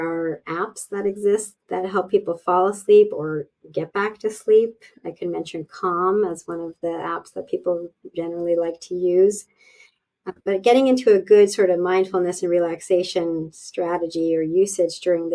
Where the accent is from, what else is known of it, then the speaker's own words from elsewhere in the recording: Canada; I am Canadian